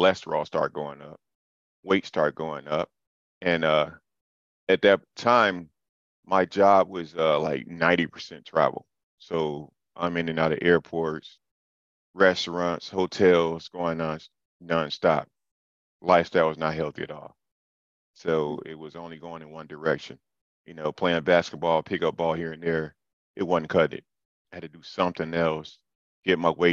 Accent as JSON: {"language": "English", "town": "Detroit", "region": "Michigan", "country": "United States", "moved": "as an adult", "lives_now": "Atlanta, United States", "said": "I'm from Detroit. I've been here since 2001"}